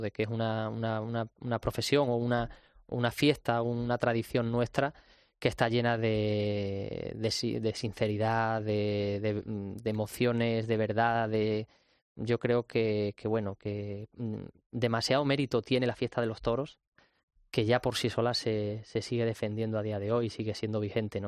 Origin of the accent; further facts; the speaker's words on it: Torrejoncillo, Extremadura, Spain; also born or lived in Cáceres; me siento muy, muy orgulloso de, ser de, Torrejoncillo y de, de haberme criado y haber vivido allí tantos años